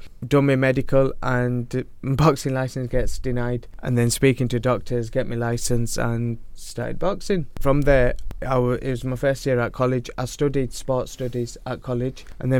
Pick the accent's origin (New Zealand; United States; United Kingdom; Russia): United Kingdom; Rochdale, North West England; Yeah. Best town in the world.